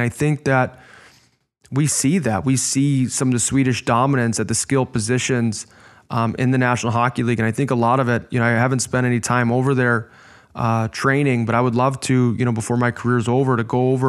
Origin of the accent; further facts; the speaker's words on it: Chicago, Illinois, United States; You know, I'm from Chicago, and again, that North American coaching model is oftentimes based on penalizing mistakes.